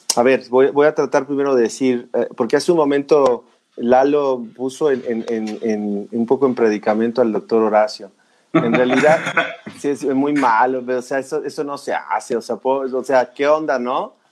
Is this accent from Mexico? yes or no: yes; Mexico; todos somos mexicanos